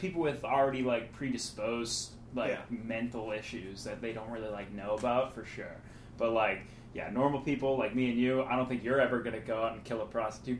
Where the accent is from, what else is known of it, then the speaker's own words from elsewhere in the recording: Weymouth, Massachusetts, United States; I'm from Weymouth